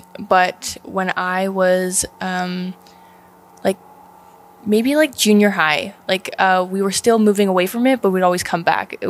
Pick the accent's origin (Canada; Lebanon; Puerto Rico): Canada; Dominion, Nova Scotia; moved away; also born or lived in Alberta; Yeah, I was born in Nova Scotia, Cape Breton, a little town called Dominion. I grew up there for a little bit, and then we ended up moving to Alberta because it's poverty out there.